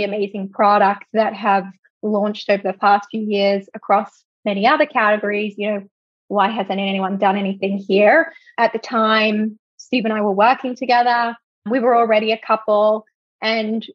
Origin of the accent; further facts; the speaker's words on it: Australia; moved away; I'm originally from Australia